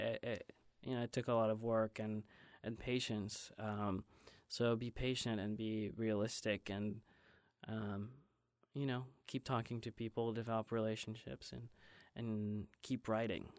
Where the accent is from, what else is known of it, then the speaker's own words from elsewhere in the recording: Belgium; moved away as an adult; also born or lived in Ohio; now in Los Angeles, United States; I grew up in Belgium and until, um, college